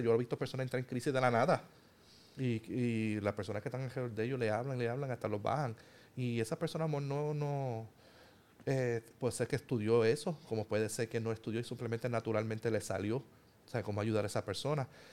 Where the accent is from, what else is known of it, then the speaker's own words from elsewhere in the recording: Puerto Rico; somos puertorriqueños, somos hermanos, eh, vivimos en el mismo país